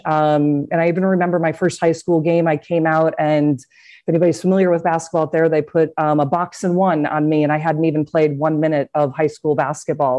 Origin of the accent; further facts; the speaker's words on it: Cedar Rapids, Iowa, United States; Growing up, I'm from Cedar Rapids, Iowa